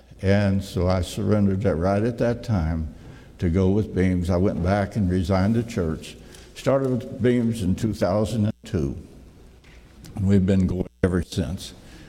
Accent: Jasper, Tennessee, United States; by the way, I'm from Jasper, Tennessee. That's down by Chattanooga.

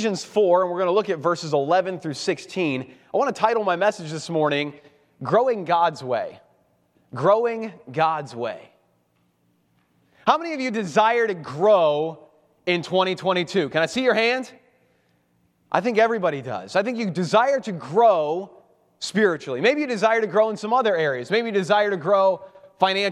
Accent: Cincinnati, Ohio, United States; moved away as an adult; now in Baltimore, United States; I am originally from Cincinnati, Ohio

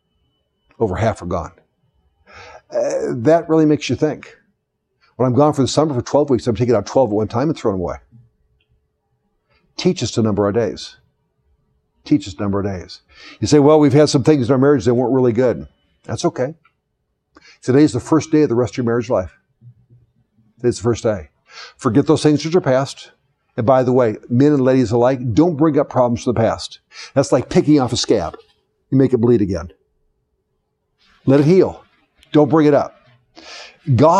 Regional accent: the South, United States; I was born in the South

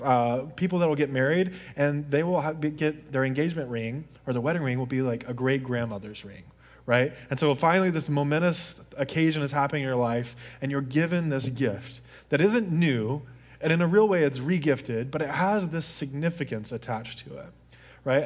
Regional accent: Deep South, United States; I grew up in the Deep South where hunting is a really, really big thing.

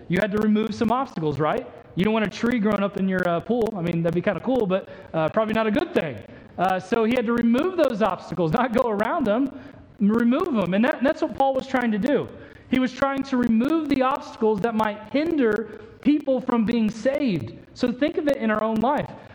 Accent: Indiana, United States; the church culture I grew up in in Indiana

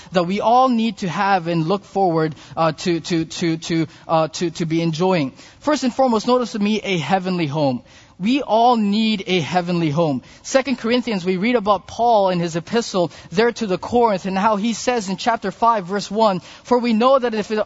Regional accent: Philippines; being a Filipino

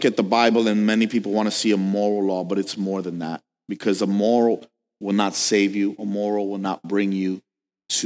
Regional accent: New York, United States; I'm from New York

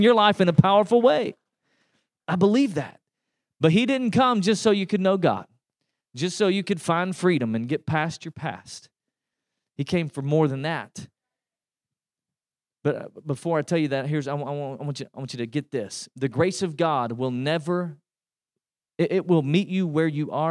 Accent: East Tennessee, United States; now in Texas, United States; I grew up in East Tennessee, and that's why you can tell I'm not from here

